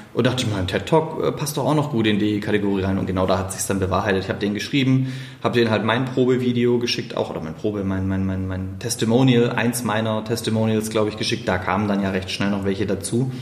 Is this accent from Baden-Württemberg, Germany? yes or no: yes; Stuttgart, Baden-Württemberg, Germany; accent: Swabian; moved away; also born or lived in Saxony; nach Stuttgart in meine Heimatstadt.